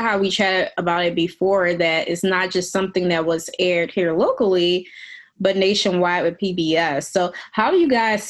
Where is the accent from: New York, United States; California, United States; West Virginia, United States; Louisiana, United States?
Louisiana, United States; New Orleans; now in Jackson, United States; growing up in New Orleans pre-Katrina, that basically there was a corner store that exists in every neighborhood that you can walk to.